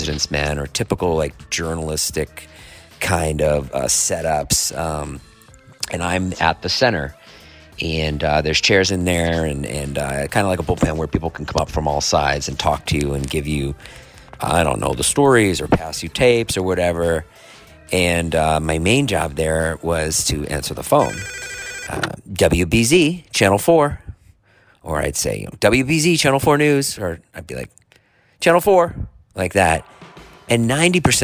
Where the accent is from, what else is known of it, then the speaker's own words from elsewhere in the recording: Boston, Massachusetts, United States; I grew up in Boston